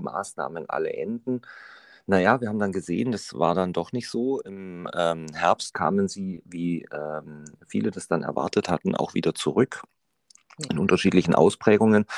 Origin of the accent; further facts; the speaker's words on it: Ulm, Baden-Württemberg, Germany; meine Heimatstadt Ulm